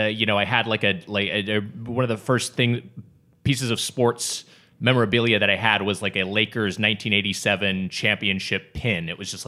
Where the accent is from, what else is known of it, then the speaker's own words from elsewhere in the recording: LA County, California, United States; I grew up in LA County and I was born in 1980